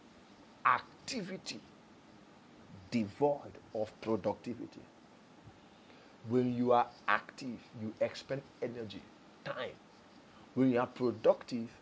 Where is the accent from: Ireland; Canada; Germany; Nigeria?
Nigeria; I'm a Nigerian before I'm Igbo, before I'm Yoruba, before I'm Hausa or Fulani. I'm a Nigerian first.